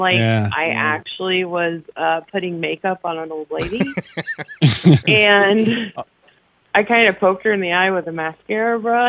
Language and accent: English; Ohio, United States; I'm from Ohio.